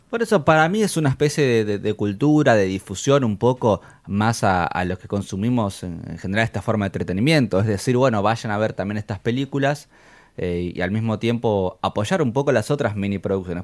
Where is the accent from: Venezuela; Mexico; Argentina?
Argentina; nosotros como argentinos